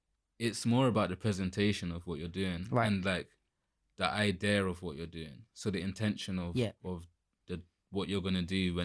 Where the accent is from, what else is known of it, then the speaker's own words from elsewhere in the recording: London, United Kingdom; to being a proper like I'm from London